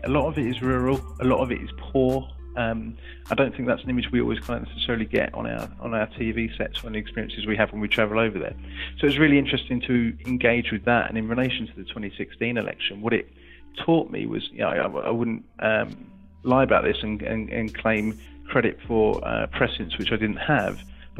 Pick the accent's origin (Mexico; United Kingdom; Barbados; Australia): United Kingdom; England; you experience as being an Englishman abroad there.